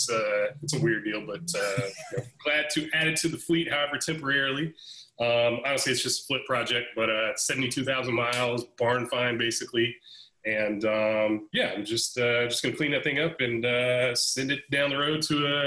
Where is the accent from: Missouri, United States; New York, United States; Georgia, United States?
Georgia, United States; Atlanta; I'm originally from Atlanta, Georgia